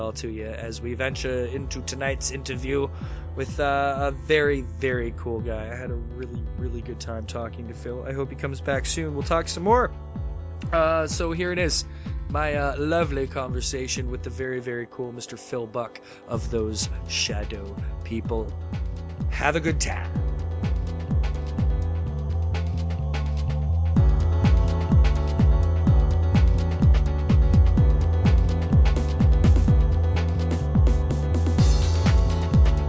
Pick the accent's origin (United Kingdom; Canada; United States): Canada; I'm a Canadian boy